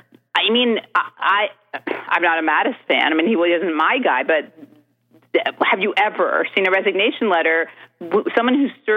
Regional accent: Stamford, Connecticut, United States; No, I grew up in Stanford.

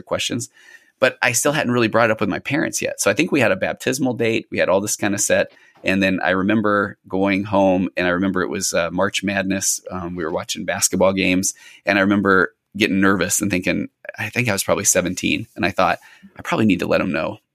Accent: Sandy, Utah, United States; I grew up in Sandy, Utah, and I was one of the only non-members around

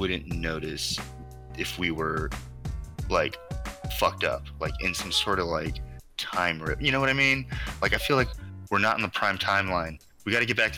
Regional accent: California, United States; also born or lived in Mexico–Arizona border area; now in Los Angeles, United States; I was born in LA, and I grew up in California

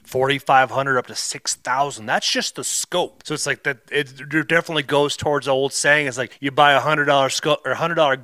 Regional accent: Iowa, United States; moved away; also born or lived in Minnesota; I was growing up in Iowa

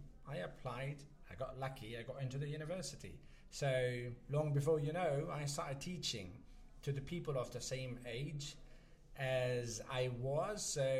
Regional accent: Pakistan; I was born and raised in Pakistan. All my life, I've lived in Pakistan. I had my basic education in Pakistan.

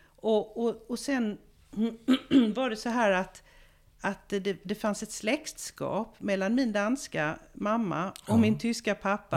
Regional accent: Malmö, Skåne, Sweden; moved away as an adult; also born or lived in Israel; Jag kommer från Malmö. Och jag är uppvuxen där

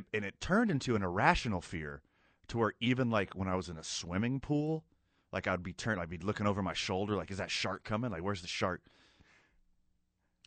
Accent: Texas City, Texas, United States; now in Albuquerque, United States; I grew up on the Gulf Coast of Texas

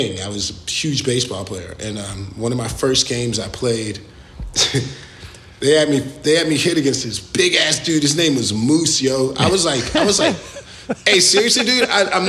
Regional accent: Jacksonville, Florida, United States; also born or lived in Killeen, Texas; I grew up in Jacksonville, Florida

